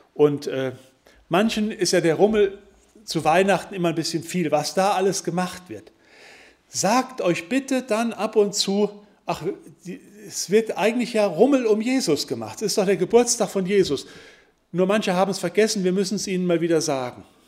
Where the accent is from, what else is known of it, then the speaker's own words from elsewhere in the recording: Wittgenstein, North Rhine-Westphalia, Germany; Ich komme nun mal aus Wittgenstein